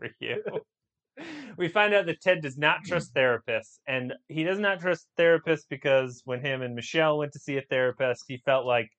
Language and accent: English; United States; as a American, clearly an American